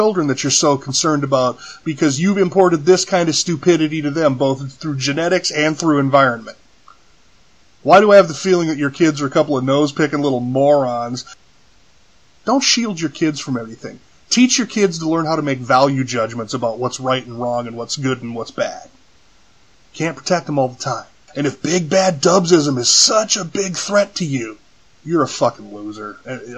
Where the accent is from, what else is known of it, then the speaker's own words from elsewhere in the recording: California, United States; as a kid growing up in California